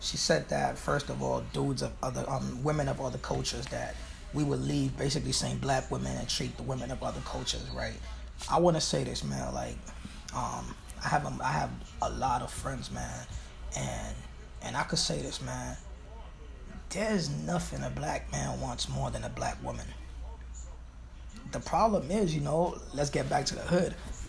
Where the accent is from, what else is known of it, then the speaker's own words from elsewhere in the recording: New York City, New York, United States; I'm from Brooklyn. I'm from Flatbush